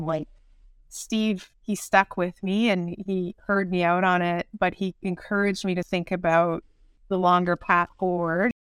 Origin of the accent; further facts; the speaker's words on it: Niagara Falls, Ontario, Canada; I grew up in the Niagara region